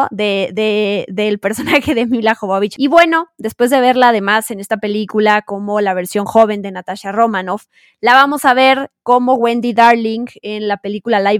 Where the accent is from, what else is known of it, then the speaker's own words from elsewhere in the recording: Mexico; accent: Mexican; Soy bilingüe con mi acento mexicano, orgullosamente mexicano, fíjense.